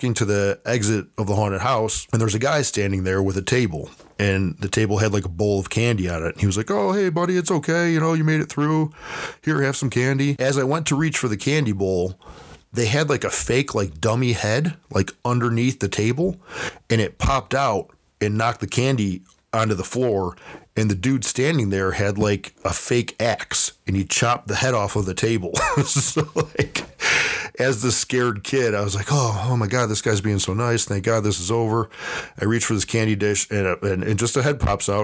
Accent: Buffalo, New York, United States; my hometown of Buffalo, New York

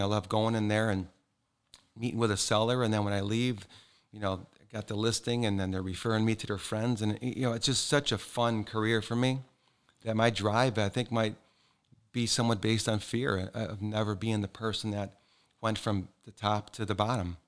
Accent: Calumet City, Illinois, United States; also born or lived in East Side, Chicago, Illinois; now in Naples, United States; I was born and raised in Calumet City, Illinois

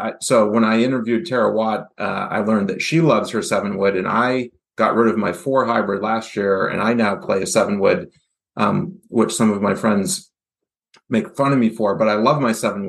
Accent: Goffstown, New Hampshire, United States; I grew up in Goffstown, so I've gotten to play Stonebridge quite a few times

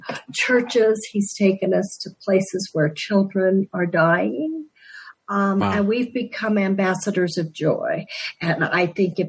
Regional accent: Denver, Colorado, United States; I'm a Denver native

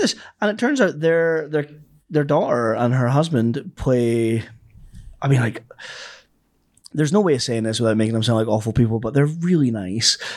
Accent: the Highlands, Scotland, United Kingdom; I'm from the Highlands

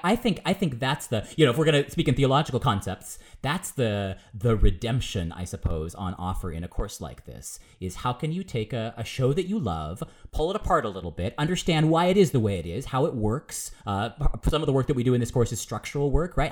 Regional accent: United States; I'm American

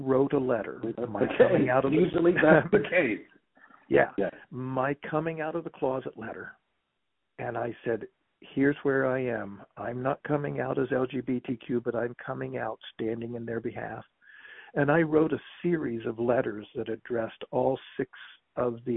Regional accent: West Virginia, United States; I grew up in West Virginia.

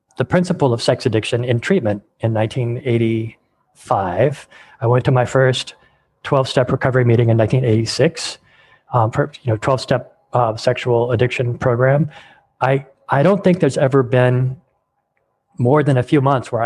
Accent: California, United States; I grew up in California

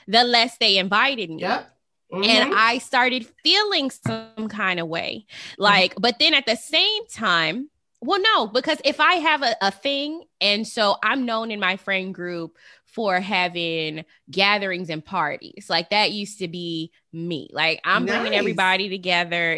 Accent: Las Vegas, Nevada, United States; I'm from Vegas and I'm a Vegas girl.

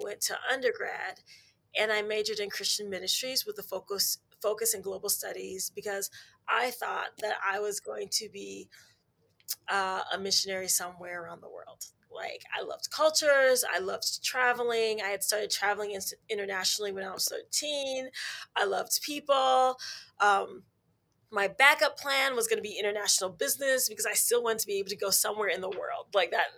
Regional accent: Minneapolis, Minnesota, United States; I was born and raised in Minneapolis, Minnesota

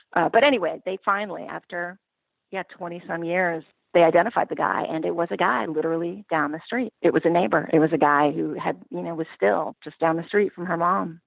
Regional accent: Pacific Northwest, United States; when I was growing up in the Pacific Northwest

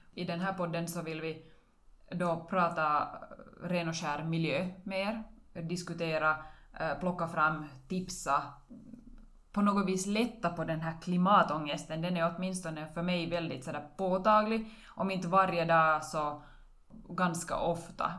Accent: Karis, Uusimaa, Finland; now in Vörå, Finland; Jag är bosatt i Vörå, men jag är hemma från Karis.

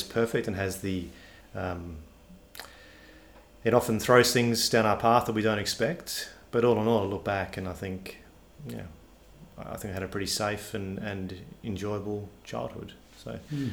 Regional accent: Perth, Western Australia, Australia; also born or lived in Warwick, Queensland / Ballarat, Victoria / England; I've grown up in Perth and lived in Perth effectively my entire life

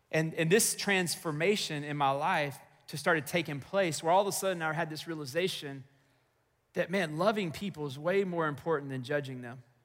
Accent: Texas, United States; moved away as an adult; also born or lived in Chicago, Illinois; this boy from Texas

